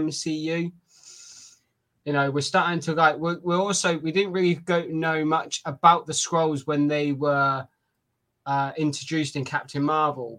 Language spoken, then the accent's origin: English; United Kingdom; I'm British, not from New Zealand